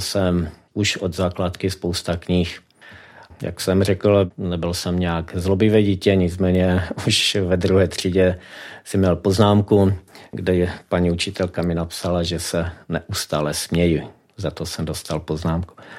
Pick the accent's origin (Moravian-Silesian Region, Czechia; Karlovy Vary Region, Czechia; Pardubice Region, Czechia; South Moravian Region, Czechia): Moravian-Silesian Region, Czechia; Karviná; moved away as an adult; now in Vysoké Mýto, Czechia; pocházím z Karviné, žil jsem tam až do svých 43 let, nyní 13 let žiju už ve Vysoké mítě.